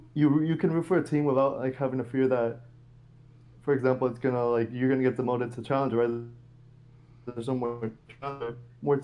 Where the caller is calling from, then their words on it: Orlando, Florida, United States; How's it going, man? I'm calling from Orlando.